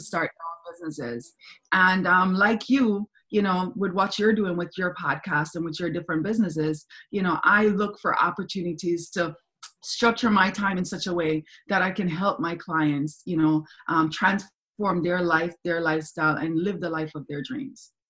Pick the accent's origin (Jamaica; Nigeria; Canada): Jamaica; Kingston; moved away; I'm from Jamaica, I'm from Kingston, Jamaica. I was born there. My mother's Cuban, my dad's German, but I was born in Kingston, Jamaica. And that's where I spent my whole entire um, upbringing.